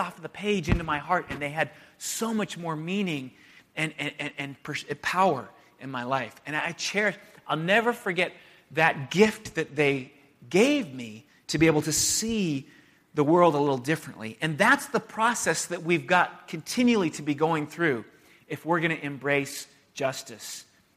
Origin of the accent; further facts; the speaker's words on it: San Diego, California, United States; moved away as an adult; also born or lived in Santa Barbara / Chicago; I moved from San Diego to Santa Barbara to go to school, and then to Chicago in the north suburbs of Chicago to go to seminary.